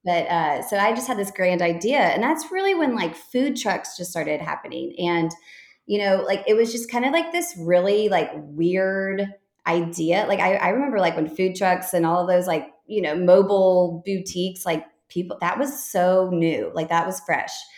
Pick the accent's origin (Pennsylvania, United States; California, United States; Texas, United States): Texas, United States; moved away as an adult; also born or lived in Chicago; now in Fort Worth, United States; I'm from Texas originally